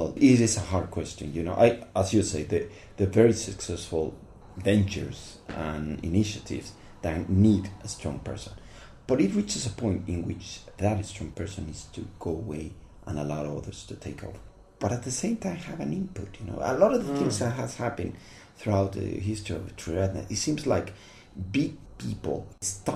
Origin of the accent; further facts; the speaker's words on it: Mexico; moved away as an adult; also born or lived in London, United Kingdom; now in Mexico City, Mexico; I'm coming from Mexico